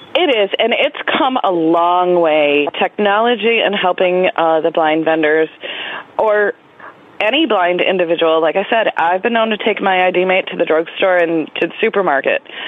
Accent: New York, United States; I'm from New York, and my vending route uh, covers Erie and Niagara County, which is in western New York

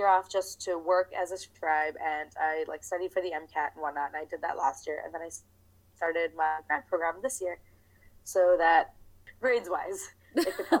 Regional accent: New Jersey, United States; I am from, well, if we're talking about America, I'm from New Jersey.

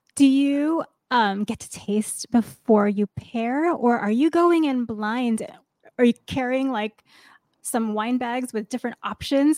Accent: New York City, New York, United States; New York, my hometown

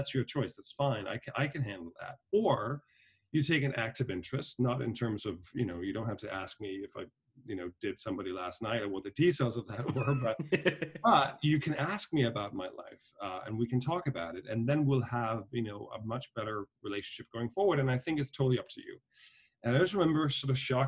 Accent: Denmark; moved away as an adult; also born or lived in Dublin, Ireland; now in New York, United States; I was born and raised in Denmark, but my parents had a company in Ireland

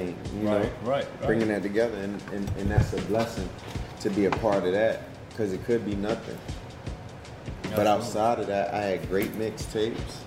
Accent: Bridgeport, Connecticut, South Carolina, United States; now in Georgia, United States; I'm originally from Bridgeport, Connecticut

